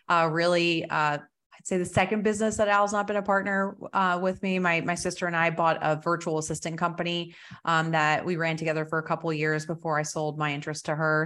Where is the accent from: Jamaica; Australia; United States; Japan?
United States; New Jersey; also born or lived in Colorado; now in Texas, United States; I grew up in Jersey